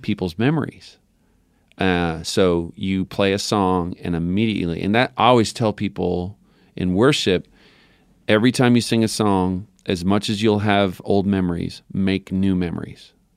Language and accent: English; Newfoundland and Labrador, Canada; growing up in Newfoundland